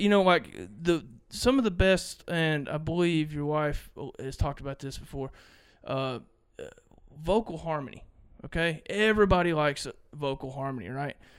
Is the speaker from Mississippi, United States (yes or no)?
yes; Mississippi, United States; I'm from Mississippi